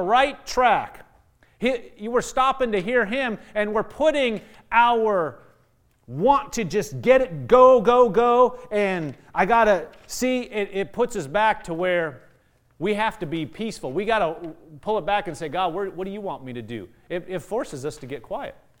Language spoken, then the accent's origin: English; Nebraska, United States; I'm from Nebraska